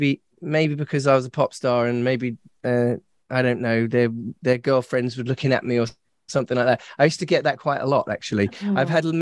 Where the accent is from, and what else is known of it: England, United Kingdom